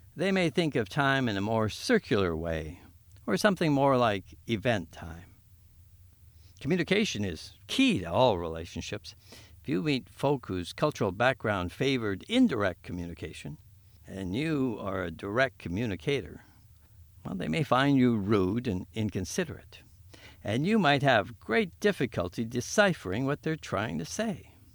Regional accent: Winnipeg, Manitoba, Canada; I was born and raised on Treaty One land

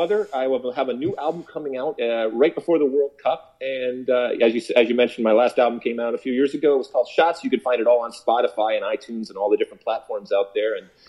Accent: Detroit, Michigan, United States; growing up in Detroit

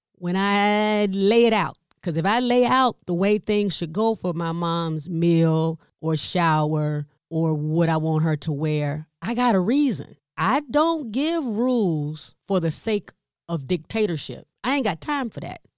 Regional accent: the South, United States; I'm from the South, Southern part of the United States

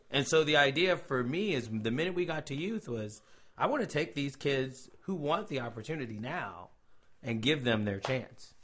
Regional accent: Cincinnati, Ohio, United States; moved away as an adult; now in Tulsa, United States; I am originally from Cincinnati, Ohio, um, the great state of Ohio. Um, moved to Tulsa, Oklahoma, around two thousand

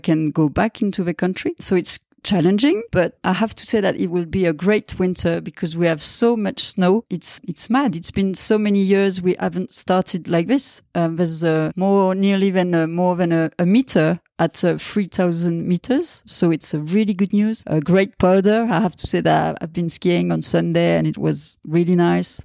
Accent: Val d'Isère, Auvergne-Rhône-Alpes, France; English is a second language; I'm born and raised in Val d'Isère, and I'm really happy to live here now all the time

